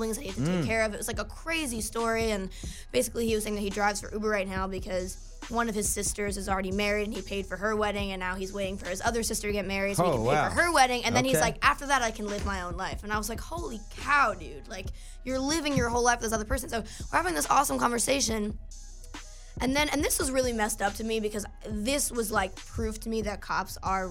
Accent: United States; moved away as an adult; also born or lived in New Jersey; I'm from New York, and my family lives there

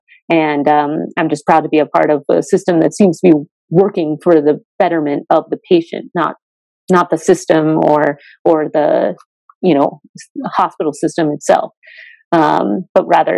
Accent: Colorado, United States; also born or lived in Washington, D.C.; now in Bend, United States; Growing up in Colorado

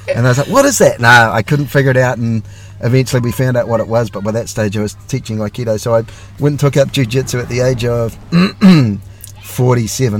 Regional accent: New Zealand; for us over here in New Zealand

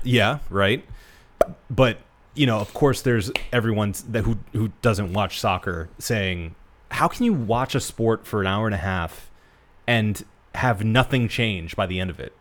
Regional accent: United States; as an American

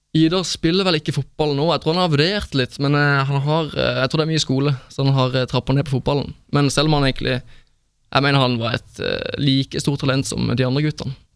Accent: Sørlandet, Norway; moved away; Jeg var kun hjemme på Sørlandet i år

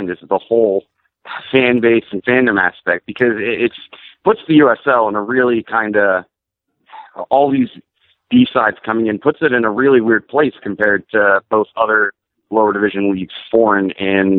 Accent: Central Pennsylvania, United States; also born or lived in Philadelphia, Pennsylvania; now in South Carolina, United States; I was born in Philadelphia, but I spent the majority of my life growing up in Central Pennsylvania.

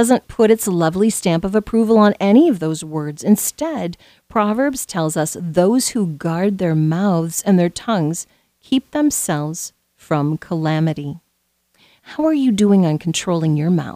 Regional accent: Southwest Iowa, United States; as a young teenager growing up in Southwest Iowa

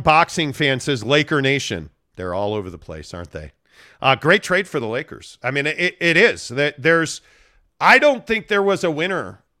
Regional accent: Chicago, Illinois, United States; also born or lived in Phoenix; now in Salt Lake City, United States; I grew up in Chicago, and I currently live in Salt Lake City.

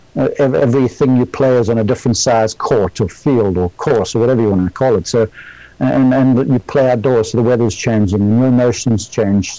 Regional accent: South Africa; moved away as an adult; now in Columbus, Georgia, United States; I was born in South Africa

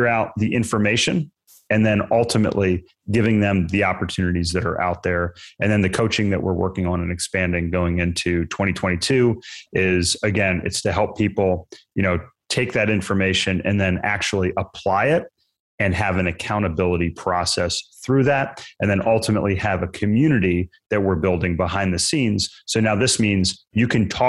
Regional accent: Maryland, United States; moved away as an adult; also born or lived in Virginia; now in North Carolina, United States; So I grew up in Maryland, went to school in Virginia

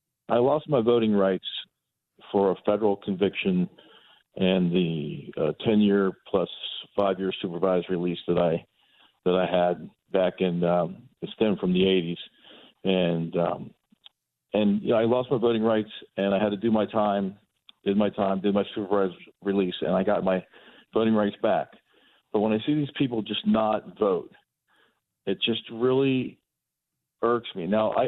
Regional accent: Florida, United States; I grew up in South Florida.

